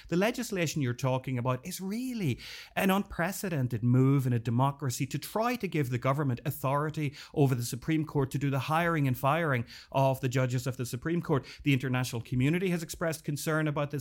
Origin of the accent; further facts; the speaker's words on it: Northern Ireland, United Kingdom; I grew up in Northern Ireland during the Troubles